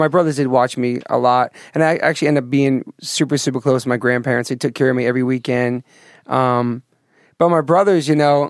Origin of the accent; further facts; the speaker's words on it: Taunton, Massachusetts, United States; born there; All right, so I was born in Taunton, Mass